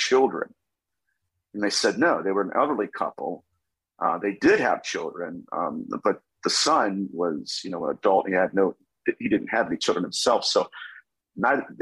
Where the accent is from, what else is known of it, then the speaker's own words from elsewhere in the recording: Dayton, Ohio, United States; I am from Dayton, Ohio, so I'm a Buckeye